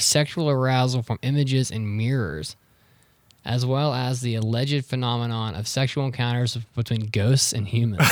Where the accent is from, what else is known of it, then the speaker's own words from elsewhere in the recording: northern West Virginia, United States; I'm from North West Virginia.